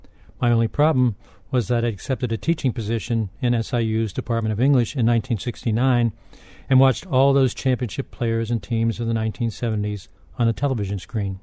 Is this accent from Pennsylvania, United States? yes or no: yes; Pittsburgh, Pennsylvania, United States; moved away as an adult; now in Makanda, United States; When I was growing up in Pittsburgh in the 1950s